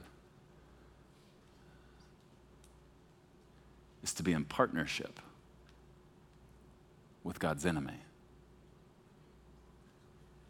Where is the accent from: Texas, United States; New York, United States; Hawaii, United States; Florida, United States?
Texas, United States; Beaumont; moved away; When I was young, I grew up in Texas. And I mean, like, deep in the South, when I was a baby, Beaumont, Texas, outside of Houston